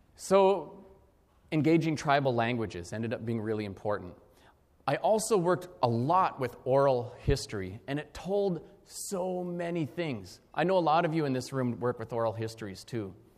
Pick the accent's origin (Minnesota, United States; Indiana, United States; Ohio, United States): Minnesota, United States; I grew up in Minnesota